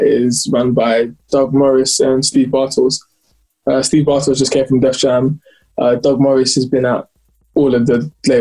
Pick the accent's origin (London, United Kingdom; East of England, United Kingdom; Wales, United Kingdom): London, United Kingdom; I was born in London, but Nigerian descent